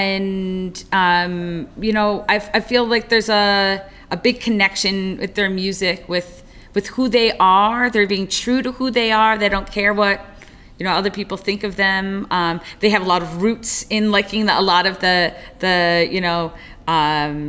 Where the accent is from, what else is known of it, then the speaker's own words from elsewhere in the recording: New York, United States; Growing up in New York